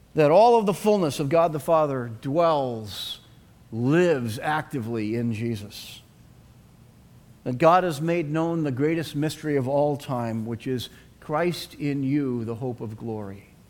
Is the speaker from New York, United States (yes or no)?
no; Boston, Massachusetts, United States; accent: Boston; I had no traces of my Boston accent left at all